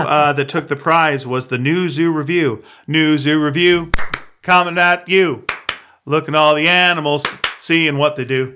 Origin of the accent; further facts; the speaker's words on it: Montreal, Quebec, Canada; now in Vancouver, Canada; When I grew up in Montreal, our show was Magic Tom